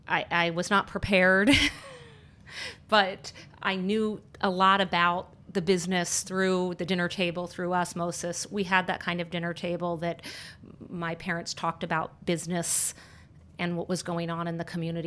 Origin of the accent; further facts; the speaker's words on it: Annapolis, Maryland, United States; I grew up in Annapolis, Maryland